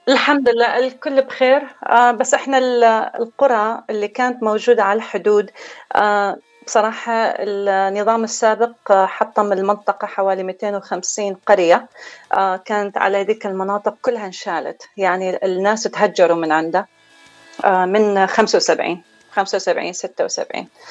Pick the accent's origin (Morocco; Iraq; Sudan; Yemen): Iraq; Baghdad, Baghdad Governorate; moved away; أنا ترعرعت في بغداد